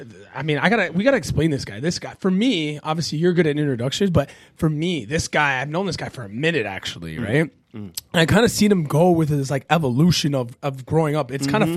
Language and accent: English; Canada; I'm Canadian